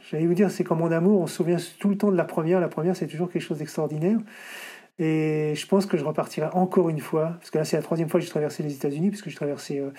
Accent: Paris, Île-de-France, France; Je dis, je viens de Paris.

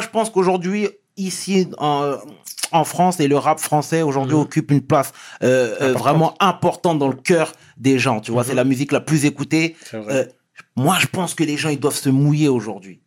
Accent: Senegal; on est Sénégalais tous les deux

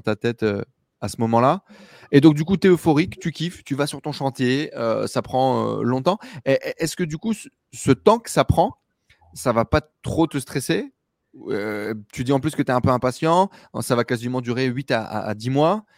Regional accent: Douchy-les-Mines, Hauts-de-France, France; moi, je viens de Douchy-les-Mines, dans le nord euh, de la France

